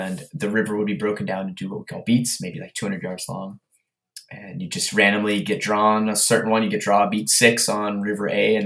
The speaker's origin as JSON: {"language": "English", "region": "Pennsylvania", "country": "United States", "said": "I'm from Pennsylvania"}